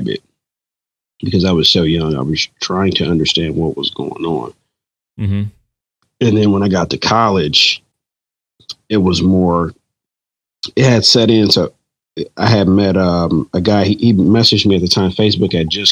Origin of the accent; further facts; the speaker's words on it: Detroit, Michigan, United States; I wouldn't want to be from anywhere else than the Motor City.